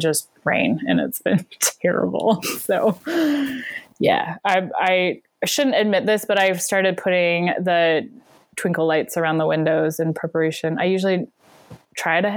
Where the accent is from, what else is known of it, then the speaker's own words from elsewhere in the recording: Bellingham, Pacific Northwest, United States; also born or lived in Glasgow, Scotland; I'm from the Pacific Northwest